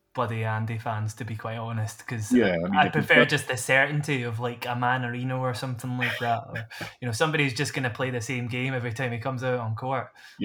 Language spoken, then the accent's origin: English; Scotland, United Kingdom; It's no secret we're Scottish.